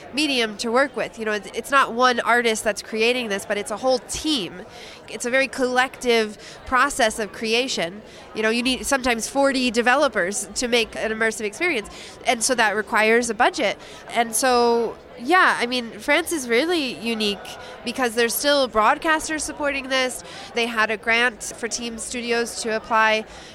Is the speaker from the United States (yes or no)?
yes; United States; as an American